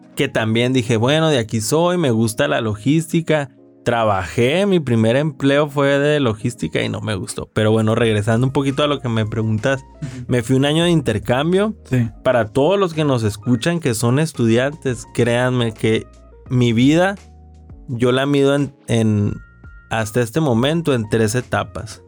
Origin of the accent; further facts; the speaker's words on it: Ciudad Obregón, Sonora, Mexico; soy de Ciudad Obregón, Sonora